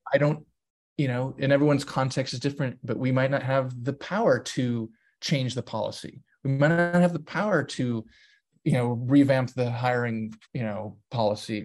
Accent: San Diego, California, United States; we grew up in San Diego

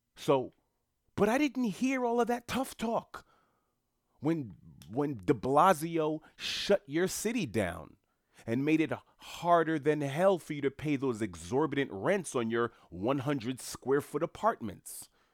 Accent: New York City, New York, United States; I was born and raised in Jamaica, Queens, New York specifically

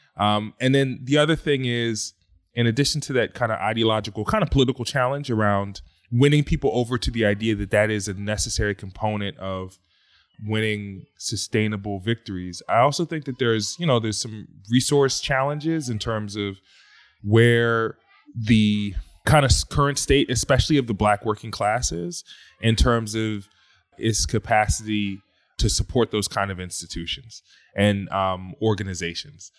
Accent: Philadelphia, Pennsylvania, United States; I'm originally from Philadelphia

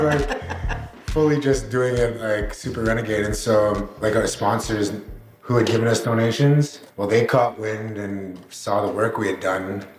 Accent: Alberta, Canada; I'm from Alberta

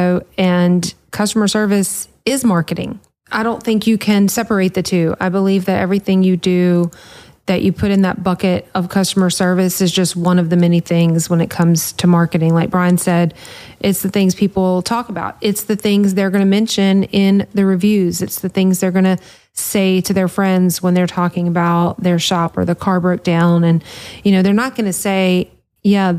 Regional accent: the South, United States; I'm from the South

